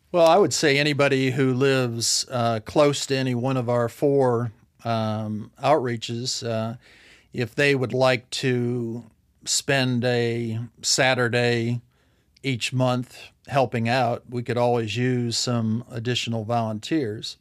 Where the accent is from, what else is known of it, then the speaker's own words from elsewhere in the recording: Ohio, United States; moved away as an adult; now in Arkansas, United States; we both were born and raised in Ohio the whole time